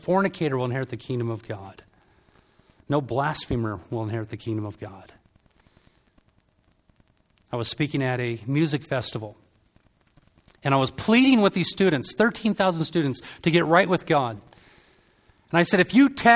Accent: Southern California, United States; I'm from Southern California

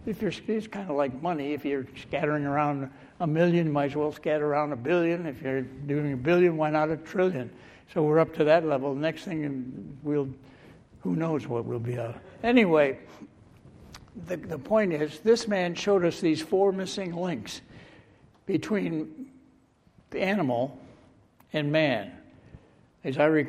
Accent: Michigan, United States; I was raised in Michigan

